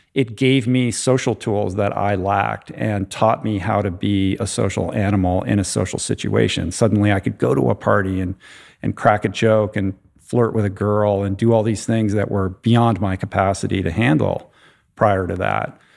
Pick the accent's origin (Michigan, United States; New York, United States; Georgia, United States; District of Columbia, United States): District of Columbia, United States; Washington; I grew up in the Washington, D C area